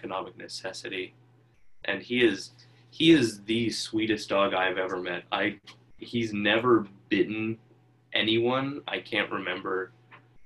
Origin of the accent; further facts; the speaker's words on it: Homer, Alaska, United States; also born or lived in Aniak, Alaska; we moved here from Aniak, Alaska, which is like a 500 person or so village in the Bethel chain of villages